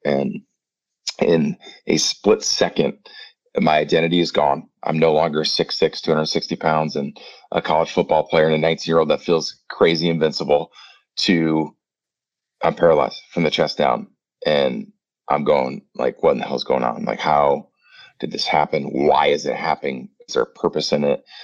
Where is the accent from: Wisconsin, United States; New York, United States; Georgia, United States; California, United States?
Wisconsin, United States; Prairie du Chien; moved away as an adult; also born or lived in Winona, Minnesota / Minnesota / Phoenix; I'm back down in my hometown um, of Prairie View, Wisconsin